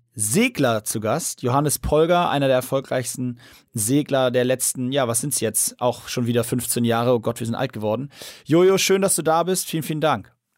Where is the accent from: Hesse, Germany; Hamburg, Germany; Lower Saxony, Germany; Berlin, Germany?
Hamburg, Germany; als Hamburger